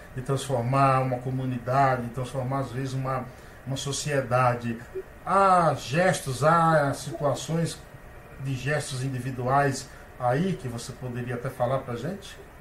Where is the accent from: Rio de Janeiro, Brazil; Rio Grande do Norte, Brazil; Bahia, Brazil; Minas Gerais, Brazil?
Bahia, Brazil; Paiaiá; now in São Paulo, Brazil; Paiaiá é um povoado na Bahia, tem apenas 600 moradores, onde eu nasci.